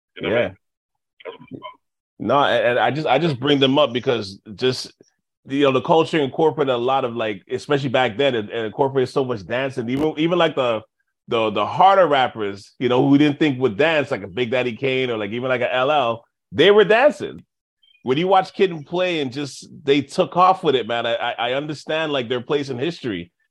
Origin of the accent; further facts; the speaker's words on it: Montreal, Quebec, Canada; I'm from Montreal